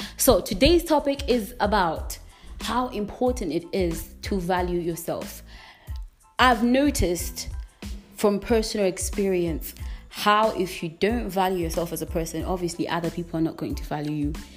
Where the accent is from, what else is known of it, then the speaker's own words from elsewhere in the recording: Malawi; I am from Malawi. I'm currently living in Malawi